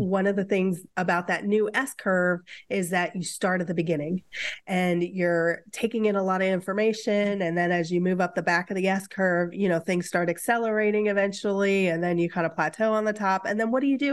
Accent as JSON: {"language": "English", "region": "Midwest", "country": "United States", "moved": "yes", "lives_now": "Seattle, United States", "said": "I'm from the Midwest, where relationships are deeper than"}